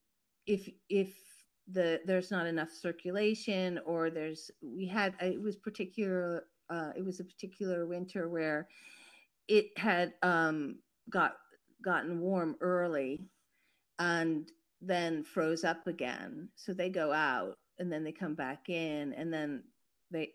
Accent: New York City, New York, United States; moved away; also born or lived in Paris; I grew up in New York City, so I had a very urban existence. And then I lived in Paris

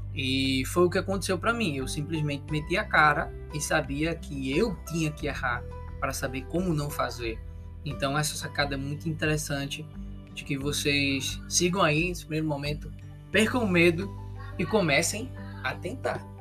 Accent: Pernambuco, Brazil; accent: nordestino; da minha terra, de Pernambuco

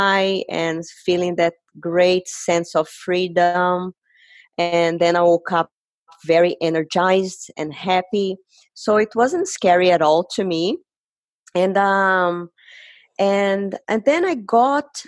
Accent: Brazil; moved away; I am originally from Brazil.

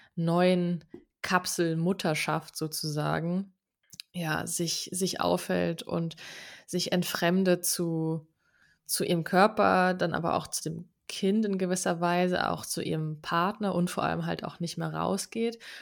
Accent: Aschaffenburg, Bavaria, Germany; wir kommen beide aus Aschaffenburg

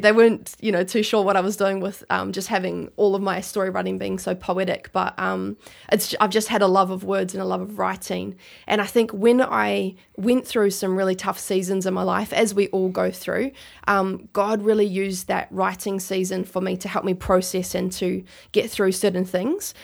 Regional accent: Christchurch, Canterbury, New Zealand; now in Gold Coast, Australia; I was born in New Zealand, grew up there

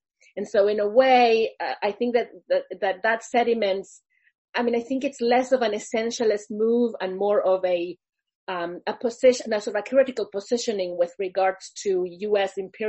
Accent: Argentina; moved away as an adult; also born or lived in Oregon, United States / Philadelphia, United States; now in United States; I'm originally from Argentina, but working in the U.S.

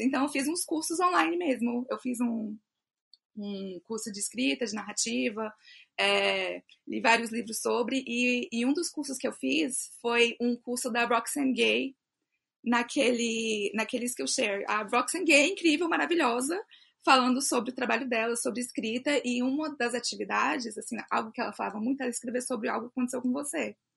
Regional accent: Brasília, Federal District, Brazil; eu sou de Brasília DF, nasci aqui em Brasília, morei em outro lugar também, mas hoje eu estou aqui, sou brasiliense

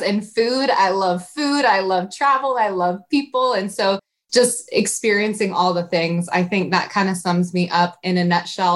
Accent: Iowa, United States; now in Indianapolis, United States; I'm from Iowa originally.

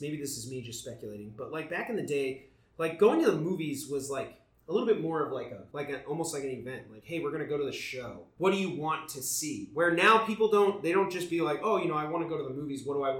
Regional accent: Granger, Indiana, United States; now in Los Angeles, United States; And we are from Indiana.

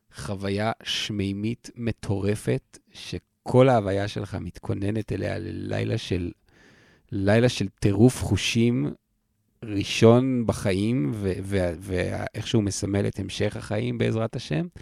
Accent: Israel; אני הייתי קיבוצניק

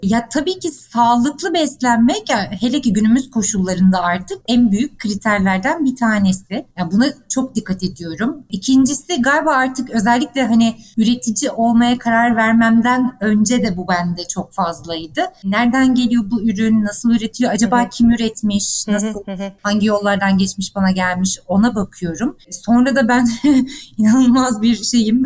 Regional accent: İzmir, Turkey; moved away as an adult; also born or lived in Muğla / Istanbul; ben evet İzmir doğumluyum. İzmirliyim.

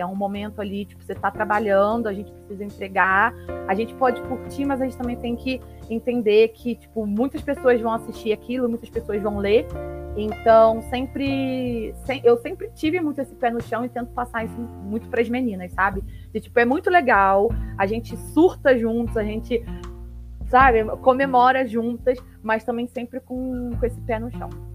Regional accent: Petrópolis, Rio de Janeiro, Brazil; moved away as an adult; now in São Paulo, Brazil; sou do Rio de Janeiro, né, de Petrópolis, atualmente moro em São Paulo

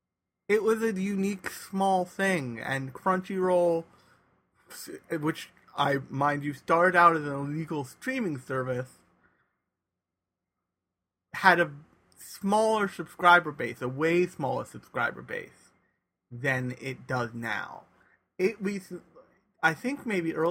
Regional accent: United States; we are not used to as American anime fans

